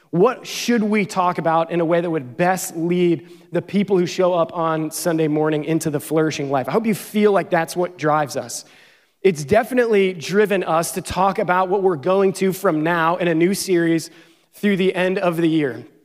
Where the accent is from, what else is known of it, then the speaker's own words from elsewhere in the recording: Pennsylvania, United States; I think 17 hours from where I grew up in Pennsylvania.